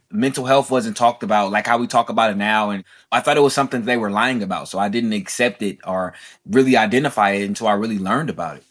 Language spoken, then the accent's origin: English; Oakland, California, United States; Being born and raised in Oakland, California